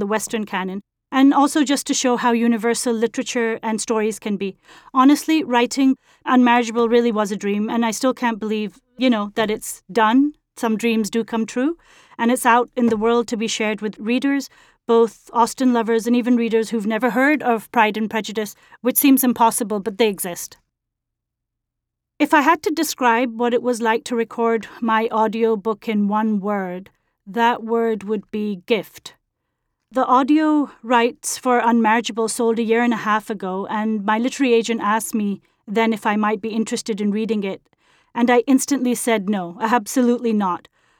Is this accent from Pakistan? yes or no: yes; Pakistan; I'm originally from Pakistan, which was once a part of the British Empire, and I received an English medium education and grew up on British classics